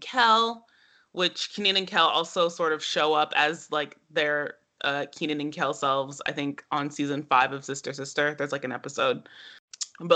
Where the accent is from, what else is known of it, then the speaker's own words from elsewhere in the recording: Atlanta, Georgia, United States; I'm from Atlanta